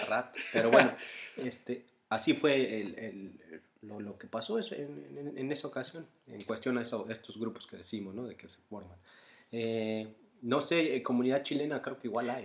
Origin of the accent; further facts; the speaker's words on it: Mexico; now in Bonn, Germany; yo soy mexicano